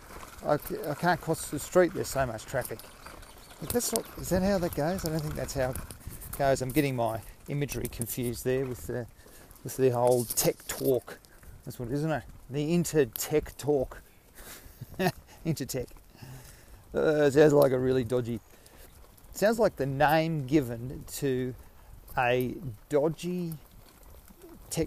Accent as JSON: {"language": "English", "country": "Australia", "said": "I'm Australian. Australia, mate."}